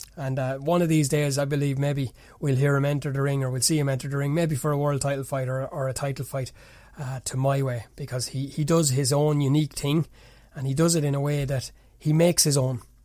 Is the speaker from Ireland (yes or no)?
yes; Kildare, Leinster, Ireland; That's where I'm based here. This is where I'm born, bred, and reared, as the Irish fellas like to say.